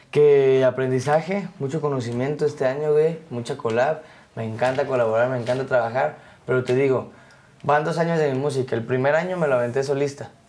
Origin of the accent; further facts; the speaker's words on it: Mexico; also born or lived in Querétaro; nosotros somos mexicanos